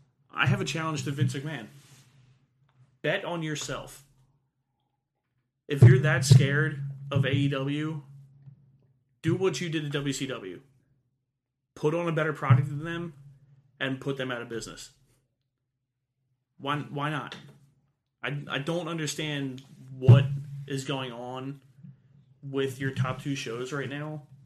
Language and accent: English; Pennsylvania, United States; two schmucks from Delco.